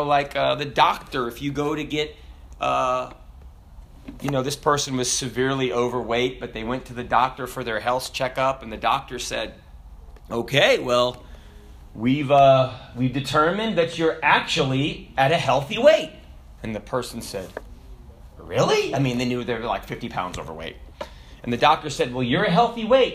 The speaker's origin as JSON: {"language": "English", "region": "the South", "country": "United States", "said": "I'm from the South."}